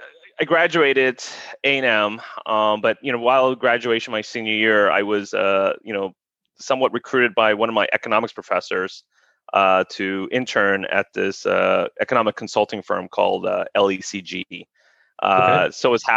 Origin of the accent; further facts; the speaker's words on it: San Antonio, Texas, United States; also born or lived in Korea; I mean, originally from San Antonio, although, I grew up in a military family. So, I was born in Korea and moved around a little bit, amongst U.S. base to U.S. base.